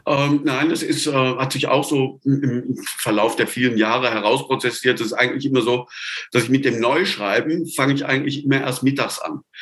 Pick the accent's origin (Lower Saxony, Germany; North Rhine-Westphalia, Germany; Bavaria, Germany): North Rhine-Westphalia, Germany; Sauerland; moved away as an adult; now in Tübingen, Germany; Geboren im Sauerland, wo Misthaufen qualmen, da gibt es keine Palmen.